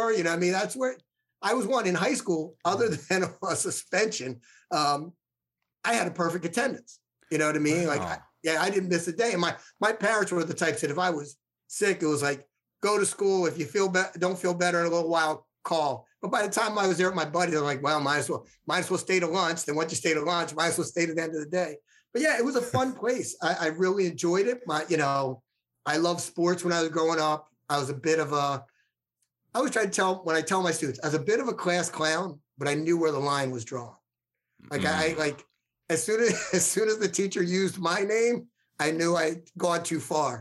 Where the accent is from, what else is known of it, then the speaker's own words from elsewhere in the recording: Ambler, Pennsylvania, United States; My mail address was Ambler, but I lived right around the corner from the high school.